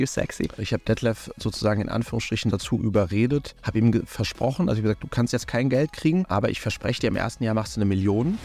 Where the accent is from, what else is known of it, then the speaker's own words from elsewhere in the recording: Wiesbaden, Hesse, Germany; wir hatten bei uns in Wiesbaden um die Ecke